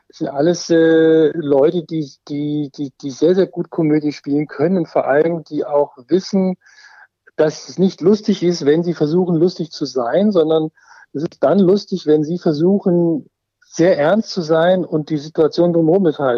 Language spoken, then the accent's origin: German; Germany; born there; also ich bin kein äh, gebürtiger Bayer, ich bin tatsächlich gebürtiger Schwabe.